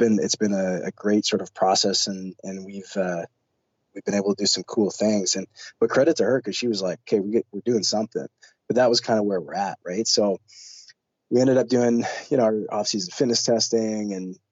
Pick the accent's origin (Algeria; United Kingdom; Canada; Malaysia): Canada; as a Canadian